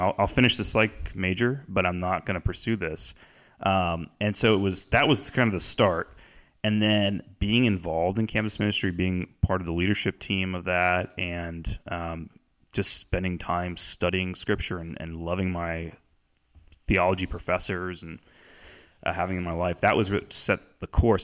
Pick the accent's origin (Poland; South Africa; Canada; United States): United States; North Canton, Ohio; I grew up in North Canton, Ohio, uh, which is just south of Cleveland by an hour